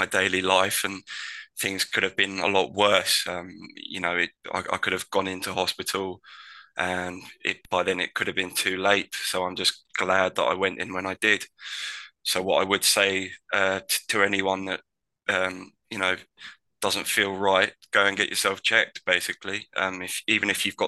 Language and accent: English; Tunbridge Wells, South East England, United Kingdom; my hometown, Tunbridge Wells